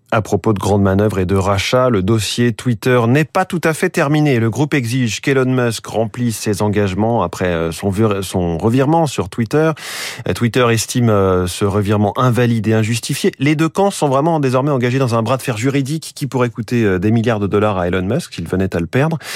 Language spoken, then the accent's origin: French; France; chez nous, en France